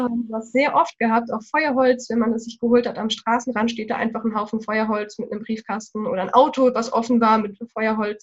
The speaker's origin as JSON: {"language": "German", "country": "Germany", "said": "hier bei uns in Deutschland"}